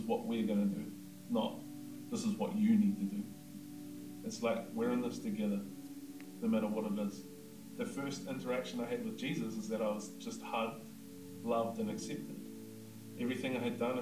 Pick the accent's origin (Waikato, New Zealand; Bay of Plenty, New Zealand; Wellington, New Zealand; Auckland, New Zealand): Bay of Plenty, New Zealand; Whakatane; I'm from Whakatane.